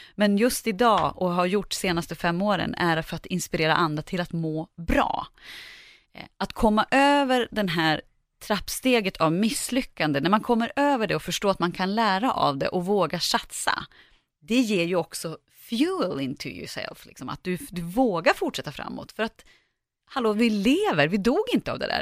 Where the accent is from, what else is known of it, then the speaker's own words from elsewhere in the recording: Sveg, Jämtland, Sweden; moved away; jag kommer från Sveg i Härjedalen och åkte hem över jul